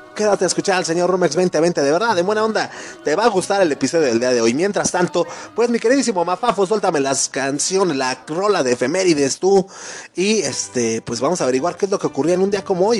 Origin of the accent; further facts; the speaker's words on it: Mexico; nosotros mismos como mexicanos, como compatriotas